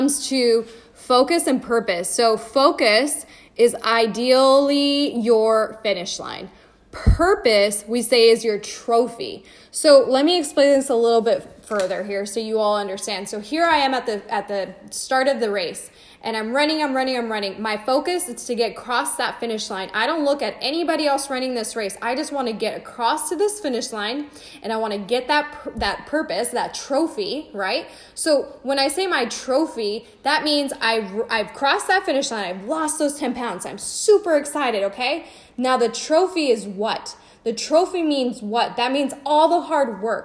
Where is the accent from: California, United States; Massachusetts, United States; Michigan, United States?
California, United States; Riverside; Our home base is Riverside